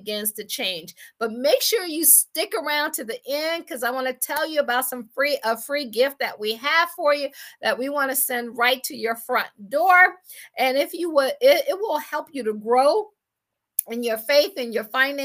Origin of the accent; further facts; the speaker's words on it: Akron, Ohio, United States; moved away as an adult; also born or lived in Washington, D.C. / Baltimore / Boston / Pittsburgh; I am from Akron, Ohio